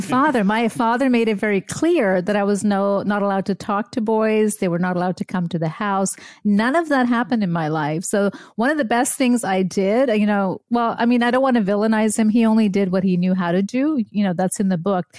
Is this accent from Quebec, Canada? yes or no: yes; Montreal, Quebec, Canada; born or raised there; also born or lived in India / Germany / upstate New York; now in Brookfield, Wisconsin, United States